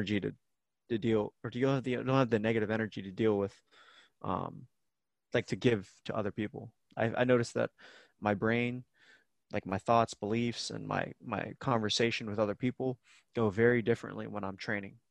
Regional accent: Tampa, Florida, United States; moved away as an adult; I kind of left Tampa as well

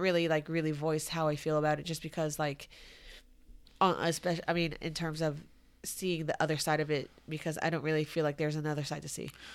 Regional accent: Santiago, Santiago Metropolitan Region, Chile; moved away; I was born in Santiago, Chile

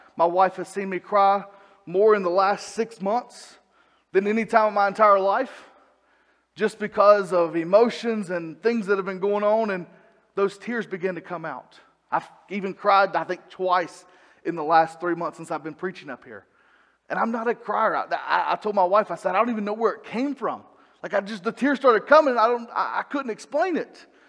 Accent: Salisbury, North Carolina, United States; moved away as an adult; also born or lived in Arkansas / Idaho / Kannapolis, North Carolina; I grew up in Salisbury at church there

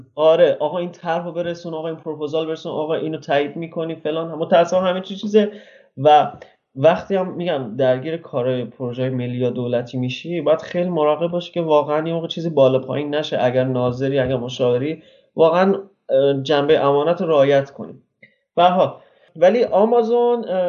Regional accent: Mashhad, Razavi Khorasan, Iran; moved away as an adult; also born or lived in Tehran; now in Netherlands; ما خودمون تهران زندگی کردیم ولی من بچه مشهدم من از 19 سالگیم تقریبا تهران بودم

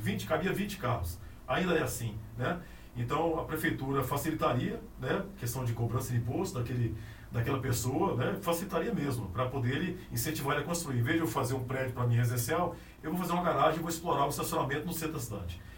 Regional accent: Anápolis, Goiás, Brazil; nasci em Anápolis, e subi por aqui mesmo

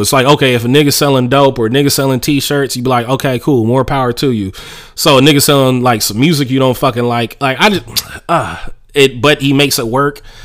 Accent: Oakland, California, United States; just growing up in Oakland

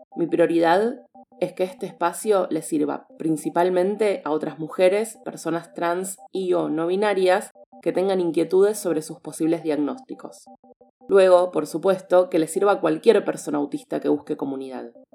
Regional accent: Argentina; Nací y vivo en Argentina

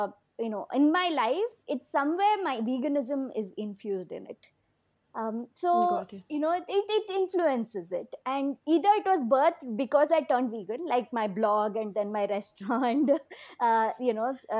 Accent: Bangalore, Karnataka, India; in my hometown

